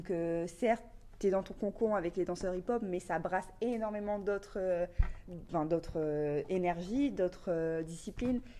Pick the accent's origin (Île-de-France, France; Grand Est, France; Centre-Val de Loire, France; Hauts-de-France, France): Hauts-de-France, France; Valenciennes; also born or lived in Lille; moi, je viens euh, de Valenciennes